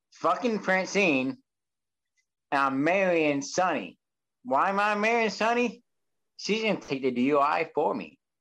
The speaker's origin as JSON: {"language": "English", "area": "Volusia County", "region": "Florida", "country": "United States", "tie": "born or raised there", "said": "My hometown, right there, Volusia County"}